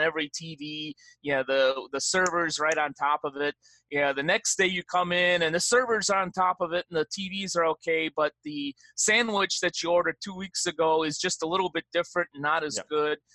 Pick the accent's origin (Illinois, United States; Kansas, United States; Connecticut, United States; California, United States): Illinois, United States; Chicago; moved away; I am a Chicago guy through and through